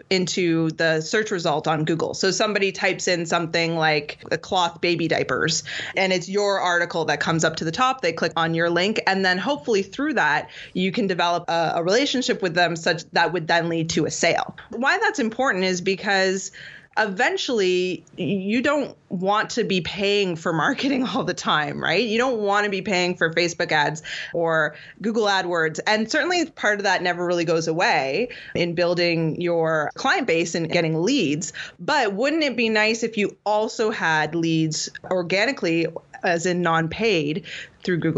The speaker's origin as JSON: {"language": "English", "town": "Toronto", "region": "Ontario", "country": "Canada", "said": "I'm from Toronto"}